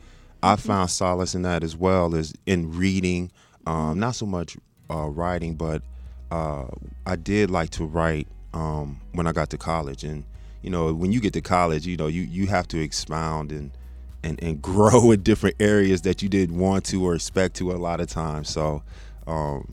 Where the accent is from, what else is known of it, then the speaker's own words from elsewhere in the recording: Texas, United States; also born or lived in South Bend, Indiana / Michigan; when my father's job was transferred to Texas when I was 5 years old, so he moved the family down, down there. And so virtually, I grew up in Texas